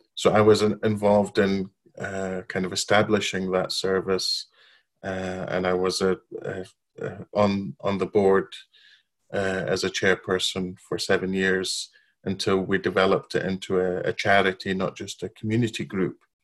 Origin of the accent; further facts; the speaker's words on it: Baghdad, Baghdad Governorate, Iraq; moved away as an adult; also born or lived in Babylon, Iraq; now in United Kingdom; I was born and grew up in Iraq, in Baghdad. Um, I lived there till I was five. Then we moved to Babylon, the old city of Babylon, uh, lived there another